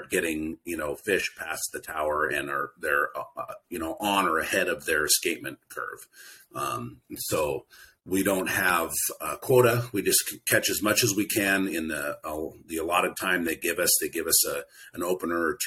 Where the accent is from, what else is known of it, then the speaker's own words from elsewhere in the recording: Cordova, Alaska, United States; I grew up in Cordova.